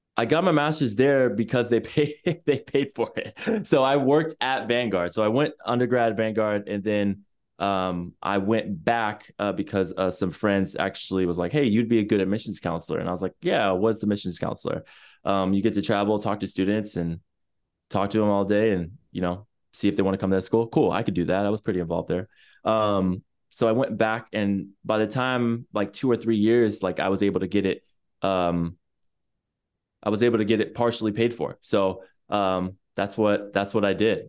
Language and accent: English; Chula Vista, California, United States; So I was born in San Diego, California, in a city more specifically called Chula Vista, which is less than ten minutes away from the border